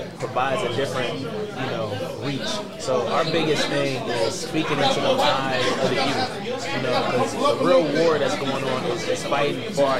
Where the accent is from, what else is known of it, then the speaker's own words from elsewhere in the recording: Cleveland, Ohio, United States; So I'll just start at Garfield Heights. You know, I'm a Cleveland's